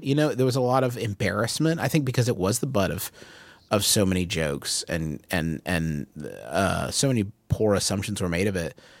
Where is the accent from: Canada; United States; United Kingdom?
United States; Huntington, West Virginia; Huntington, West Virginia, which is where I was born and raised and live now.